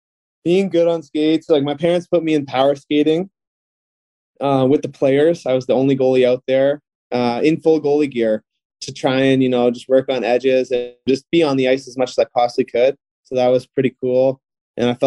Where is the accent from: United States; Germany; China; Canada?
Canada; Mississauga, Ontario; also born or lived in Oakville; I was lucky enough to get drafted my hometown team in Mississauga